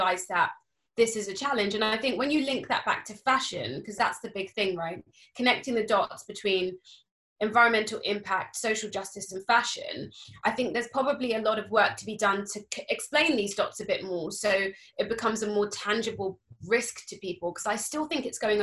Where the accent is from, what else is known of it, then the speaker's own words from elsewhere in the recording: Cambridge, East of England, United Kingdom; moved away as an adult; also born or lived in London; I was growing up in Cambridge